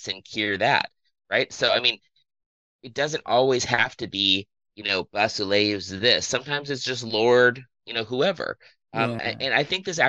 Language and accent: English; Ohio, United States; I'm from Ohio